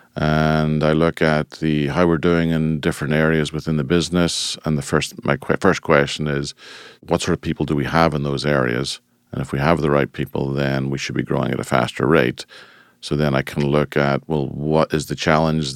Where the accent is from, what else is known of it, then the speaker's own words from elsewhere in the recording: Ireland; moved away as an adult; now in United States; Originally, I'm from Ireland, and I emigrated to the United States in nineteen ninety-four